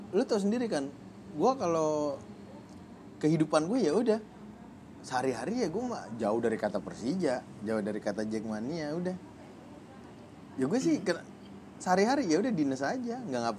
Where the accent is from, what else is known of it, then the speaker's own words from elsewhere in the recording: Jakarta, Indonesia; nah kebetulan gua anak bola dan gue juga anak Jakarta segala macem